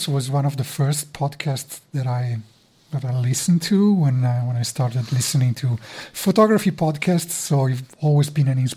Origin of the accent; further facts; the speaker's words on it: Milan, Lombardy, Italy; my hometown here